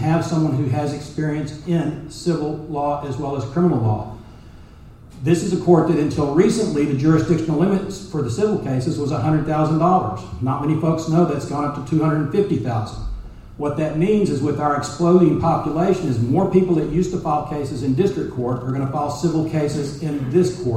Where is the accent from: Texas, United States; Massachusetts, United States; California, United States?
Texas, United States; Dallas; also born or lived in Collin County, Texas; I grew up in North Dallas, went to Richardson Schools. I have lived here in Texas my whole life